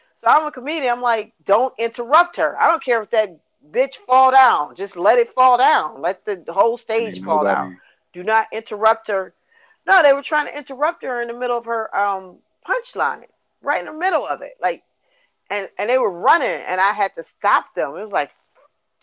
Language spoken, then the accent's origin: English; Milwaukee, Wisconsin, United States; I was from Milwaukee